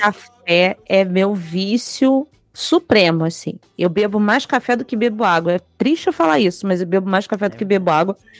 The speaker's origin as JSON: {"language": "Portuguese", "country": "Brazil", "said": "Eu não sou italiano, sou só brasileiro"}